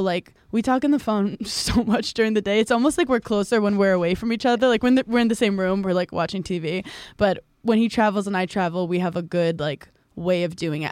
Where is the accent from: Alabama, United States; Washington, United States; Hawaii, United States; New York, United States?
New York, United States; New York City; I grew up in Brooklyn and Park Slope, where it was predominantly Jewish and um, Irish American